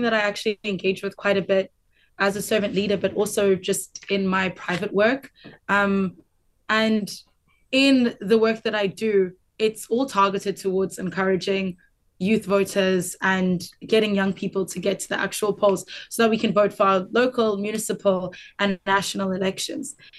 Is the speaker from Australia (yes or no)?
no; South Africa